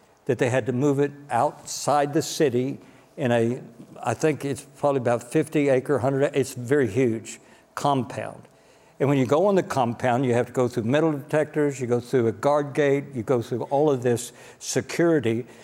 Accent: United States; as an American

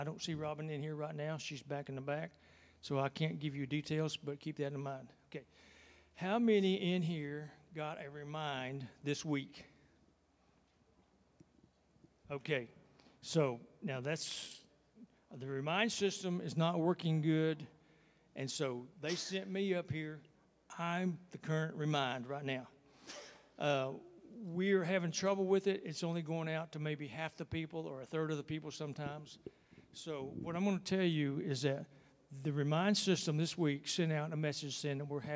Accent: Texas, United States; I'm from Texas

